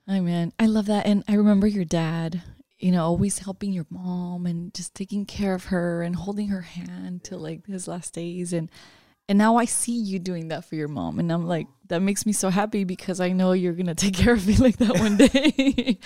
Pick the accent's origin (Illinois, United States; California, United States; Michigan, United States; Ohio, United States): California, United States; Watsonville; also born or lived in San Pedro Tesistán, Jalisco, Mexico; growing up in Watsonville, it's a small agricultural town